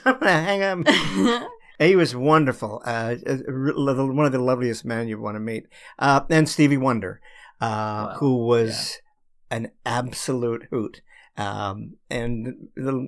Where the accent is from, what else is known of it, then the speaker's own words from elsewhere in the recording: Australia; now in United States; I'm from Australia originally